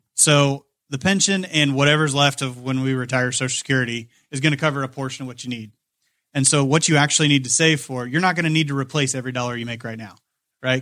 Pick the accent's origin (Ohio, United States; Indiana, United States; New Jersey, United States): Indiana, United States; Kokomo; I grew up in Kokomo, went to Manchester College